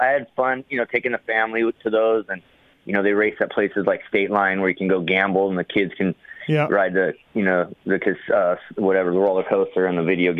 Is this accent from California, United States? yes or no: yes; Glendale, California, United States; I grew up in Glendale.